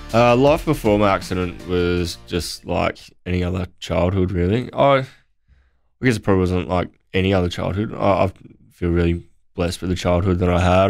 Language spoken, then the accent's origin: English; Naracoorte, South Australia, Australia; growing up in Narracort